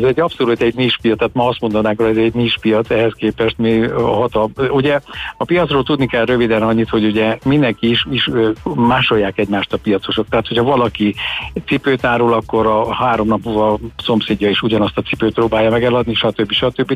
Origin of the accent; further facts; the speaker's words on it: Vojvodina, Serbia; moved away; a régi Jugoszlávia területén Vajdaságban, ugyanis mi onnan származunk